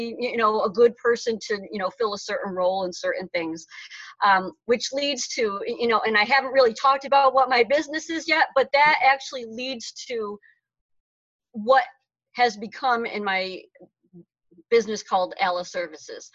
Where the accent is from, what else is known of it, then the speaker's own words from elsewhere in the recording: Utica, New York, United States; moved away as an adult; now in Auburn, Massachusetts, United States; I'm originally from Utica, New York, which is in central New York, nowhere near New York City